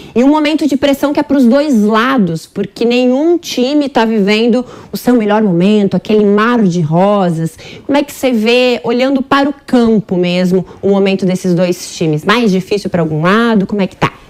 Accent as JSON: {"language": "Portuguese", "town": "Porto Alegre", "region": "Rio Grande do Sul", "country": "Brazil", "moved": "yes", "said": "Porto Alegre, minha terra, o lugar que eu amo, adoro."}